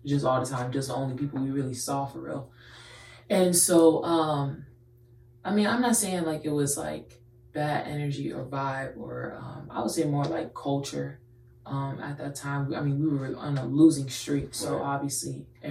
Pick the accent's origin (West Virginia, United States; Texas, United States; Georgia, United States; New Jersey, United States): Texas, United States; Houston; I'm born and raised in Houston.